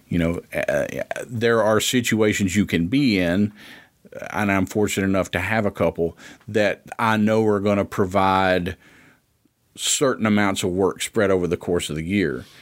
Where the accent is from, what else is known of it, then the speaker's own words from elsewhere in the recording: Ripley, Tennessee, United States; also born or lived in Memphis, Tennessee; I was born in Ripley